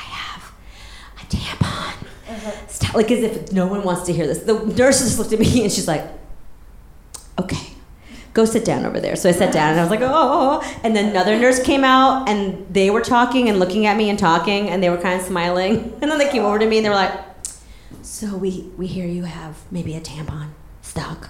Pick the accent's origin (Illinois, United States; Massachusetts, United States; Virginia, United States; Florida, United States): Massachusetts, United States; I'm from Massachusetts